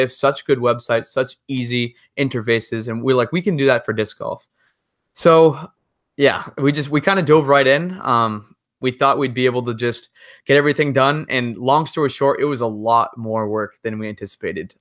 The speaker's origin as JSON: {"language": "English", "region": "Massachusetts", "country": "United States", "said": "I'm from Massachusetts"}